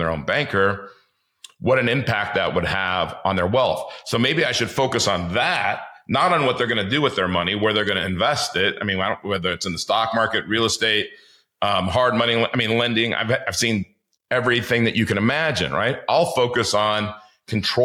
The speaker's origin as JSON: {"language": "English", "town": "Los Angeles", "region": "California", "country": "United States", "tie": "born or raised there", "said": "I grew up in the inner city of Los Angeles"}